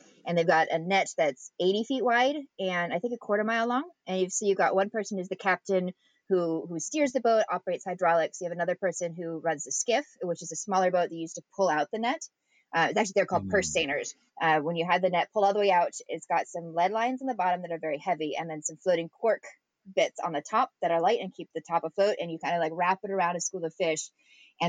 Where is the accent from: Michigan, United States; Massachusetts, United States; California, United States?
California, United States; Redding; also born or lived in Long Beach; I grew up in Redding